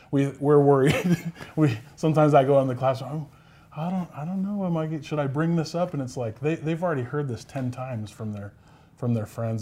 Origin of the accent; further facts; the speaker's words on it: Sacramento, California, United States; moved away as an adult; also born or lived in Pocatello, Idaho; now in West Valley City, United States; I'm from Sacramento, California. That's where at least I was raised.